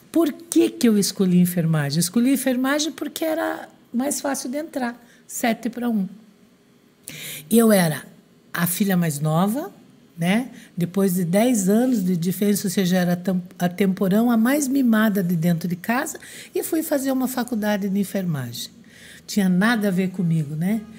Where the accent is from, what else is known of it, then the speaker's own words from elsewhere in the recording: Francisco Beltrão, Paraná, Brazil; born there; eu fui trabalhar no interior do Paraná, no, em Francisco Beltrão, onde eu nasci